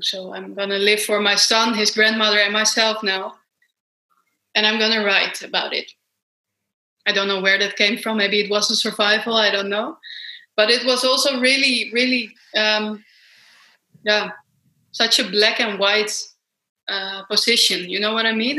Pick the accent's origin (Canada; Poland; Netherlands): Netherlands; Amsterdam, North Holland; I come from Amsterdam in Holland, Europe, far away from you guys